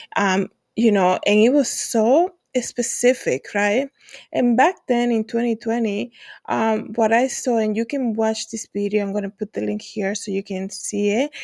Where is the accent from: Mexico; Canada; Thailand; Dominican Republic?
Dominican Republic; moved away; I was born in the Dominican Republic. I have a lot of family there that's, uh, my native country